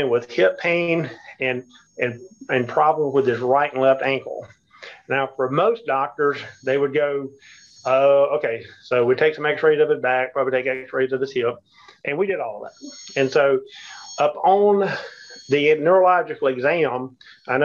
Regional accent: the South, United States; we're from the South here

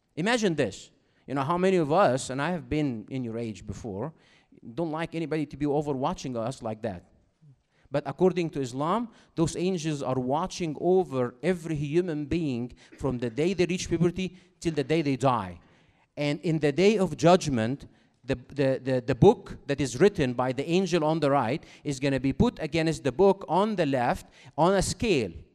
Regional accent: Cairo, Cairo Governorate, Egypt; English is a second language; moved away as an adult; now in United States; I do have an accent, as you can, uh, recognize by now, because I'm from Cairo, Egypt originally, even though I have been in America for, uh, almost thirteen years now

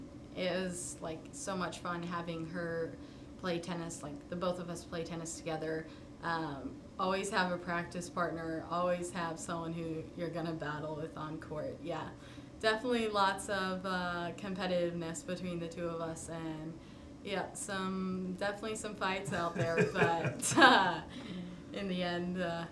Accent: Charlotte, North Carolina, United States; now in Tucson, United States; I lived there like my whole life before coming to Tucson

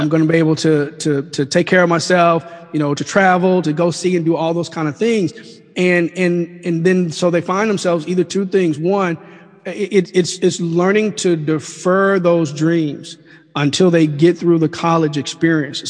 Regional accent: Mississippi, United States; moved away as an adult; also born or lived in Washington D.C.; now in Oxford, United States; We're natives of Mississippi

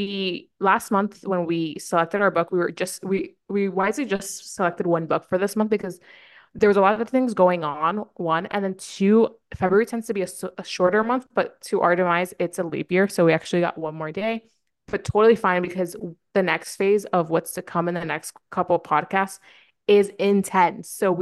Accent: East Coast, United States; No, I honestly like growing up on the East Coast, I felt superior than most people because it was East Coast time.

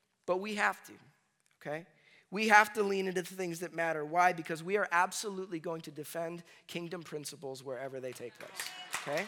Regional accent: Chicago, Illinois, United States; I grew up in Chicago area, and we started school earlier

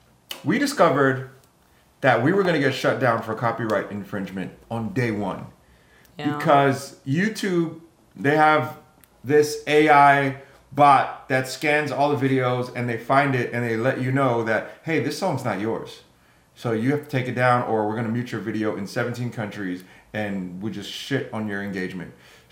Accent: Jamaica; For those who don't know, I'm Jamaican.

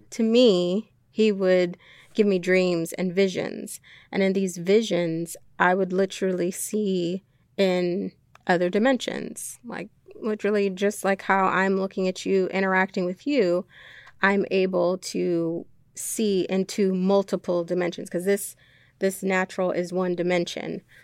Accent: Jamaica; moved away; as a child, um, I was born in Jamaica.

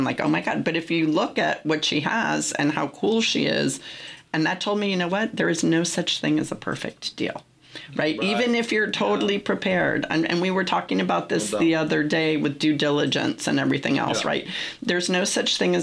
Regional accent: San Francisco, California, United States; I'm from San Francisco

